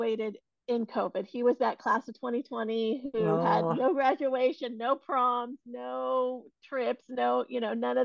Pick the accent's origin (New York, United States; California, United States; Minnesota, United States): California, United States; Silicon Valley; I have been born and raised in the Silicon Valley, California, and really grew up around a lot of tech.